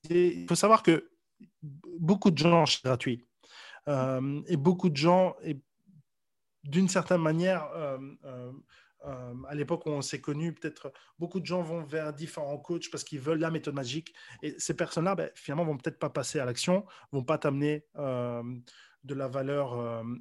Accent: Brussels, Brussels-Capital Region, Belgium; now in Paris, France; Donc là, ici, je suis dans ma chambre parisienne. Euh, je viens de Bruxelles à la base, mais j'étais amoureux de Paris depuis bien plus longtemps, depuis 10 ans au moins.

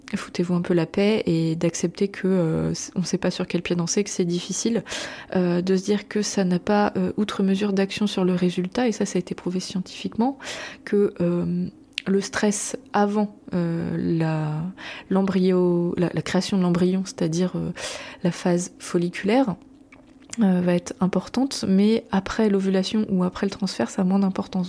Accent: Brittany, France; en tant que bretonne

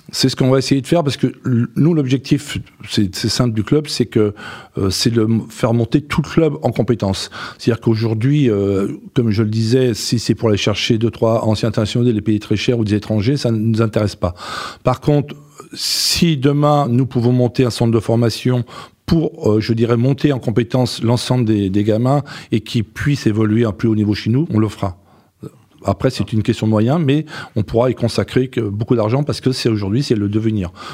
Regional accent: Breton, Brittany, France; en tant que Breton

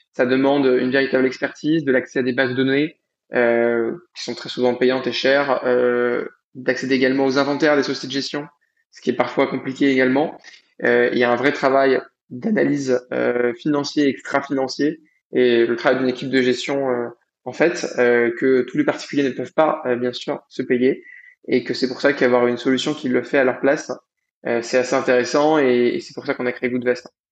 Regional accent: Paris region, Île-de-France, France; also born or lived in Lausanne, Switzerland; je suis d'origine de région parisienne, je suis franco-libanais. j'ai grandi en France

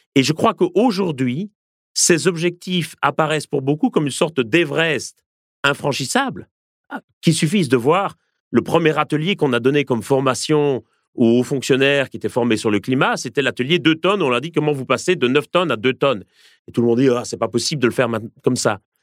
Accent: France; en tant que Français, en tant qu'Européens

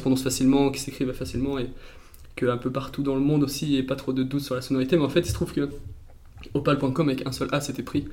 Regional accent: Valence, Auvergne-Rhône-Alpes, France; moved away as an adult; also born or lived in Toulouse; je viens de, la Drôme, de Valence

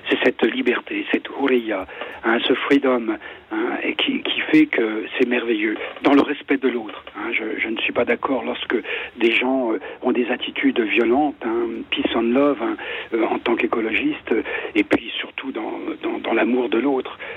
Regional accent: France; also born or lived in Ardennes / Saudi Arabia; j'aime mon pays, j'aime la France, je suis français

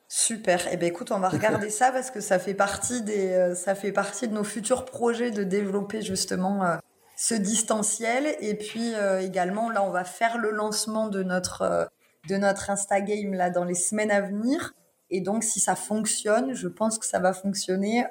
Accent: Lozère, Occitania, France; je suis née en Lozère, donc je suis très chauvine.

